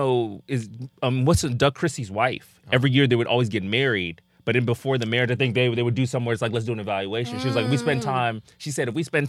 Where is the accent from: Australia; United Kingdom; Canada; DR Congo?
DR Congo; just backstory, people that don't know, I'm from the Congo, right?